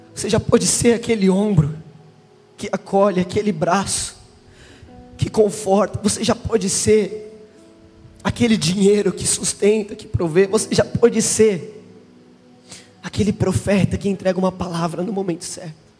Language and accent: Portuguese; Brazil; eu sou do Brasil